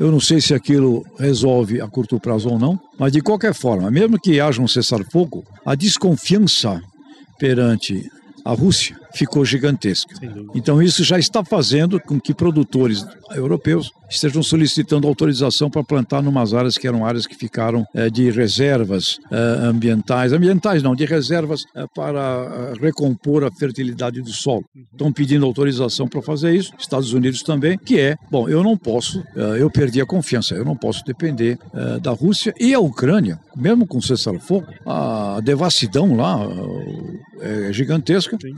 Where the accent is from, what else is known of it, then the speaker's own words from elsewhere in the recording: Santos, São Paulo, Brazil; eu sou de Santos, na minha rua ali, eh, tinham negros, caiçaras, praticamente índios do litoral, com italianos, espanhóis, tchecoslovacos, uh, iugoslavos na época